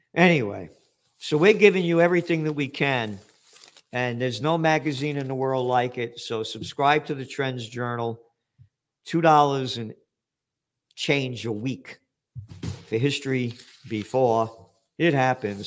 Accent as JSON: {"language": "English", "country": "United States", "said": "I'm an American citizen"}